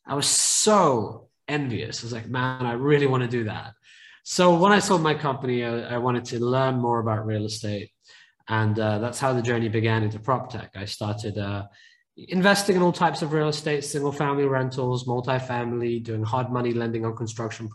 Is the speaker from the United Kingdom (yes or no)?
yes; United Kingdom; now in San Francisco, United States; my family originally came to the UK, as you can probably tell by my accent. So they were refugees. And I grew up in quite a poor neighborhood